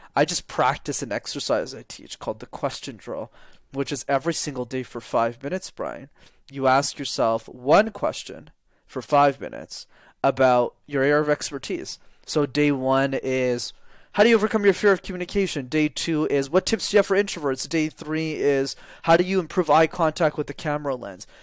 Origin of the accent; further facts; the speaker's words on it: Montreal, Quebec, Canada; I grew up in Montreal